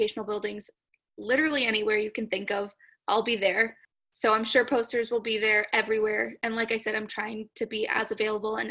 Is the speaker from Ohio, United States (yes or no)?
no; Massachusetts, United States; moved away as an adult; now in Florida, United States; I grew up in Massachusetts and I went to undergrad about 15 to 20 minutes away from where I lived